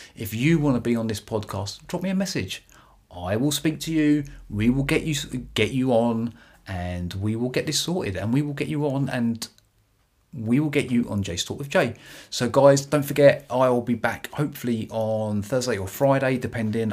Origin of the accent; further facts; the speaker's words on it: United Kingdom; accent: British; my beautiful British accent.